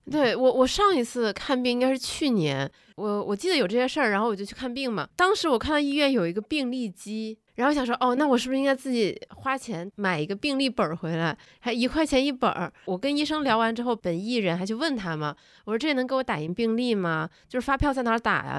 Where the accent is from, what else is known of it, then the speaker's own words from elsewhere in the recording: Northeast China, China; now in Beijing, China; 我老家，东北老家